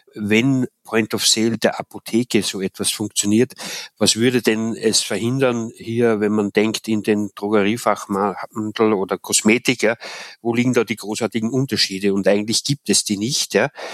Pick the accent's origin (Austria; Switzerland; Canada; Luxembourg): Austria; moved away as an adult; also born or lived in Ruhr area, North Rhine-Westphalia; now in Germany; in Österreich in meiner Heimat